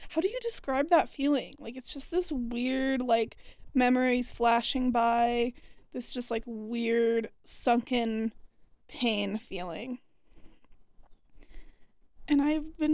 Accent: Boulder, Colorado, United States; moved away as an adult; also born or lived in Gunbarrel, Colorado; now in Fort Collins, United States; my hometown

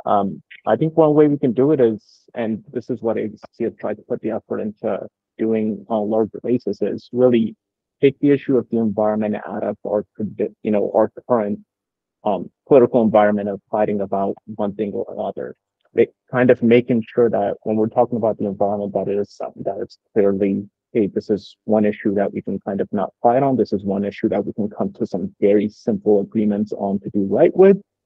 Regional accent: Dallas, Texas, United States; now in Austin, United States; I work out of Austin, Texas. Um, even though I grew up in Dallas, Texas.

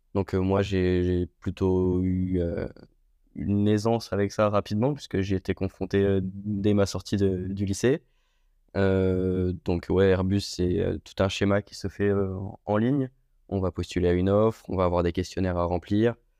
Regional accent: Le Mans, Pays de la Loire, France; moved away as an adult; also born or lived in Istres / Marignane; je suis originaire du Mans, dans la Sarthe.

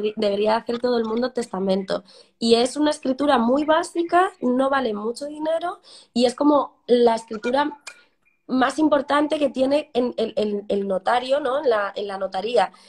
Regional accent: Cambados, Galicia, Spain; moved away as an adult; also born or lived in A Coruña; now in Madrid, Spain; soy de Cambados, un pueblecito de, la provincia de Pontevedra

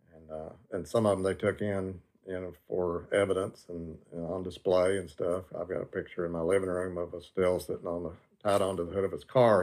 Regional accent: McMinnville, Tennessee, United States; I grew up in McMinnville, it was a dry county

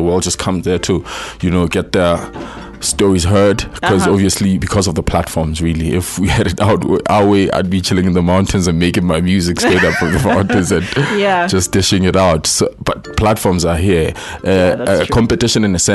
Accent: Lesotho; moved away as an adult; also born or lived in Free State, South Africa; now in Johannesburg, South Africa; I've always been living in Lesotho, Maputo

